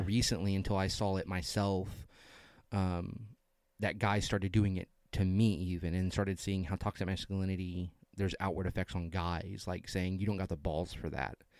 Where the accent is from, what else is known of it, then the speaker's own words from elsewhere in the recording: the South, United States; we're from the South.